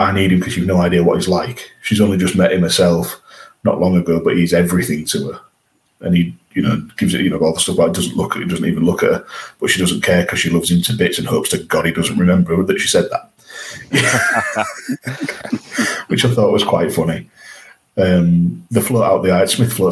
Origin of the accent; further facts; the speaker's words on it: England, United Kingdom; we're English